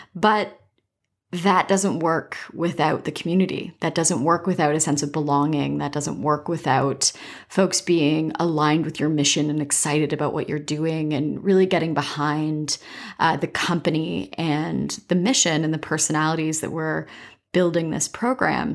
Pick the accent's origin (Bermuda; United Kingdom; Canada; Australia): Canada; Dorchester, Ontario; also born or lived in Waterloo, Ontario / Toronto; I grew up in Dorchester, Ontario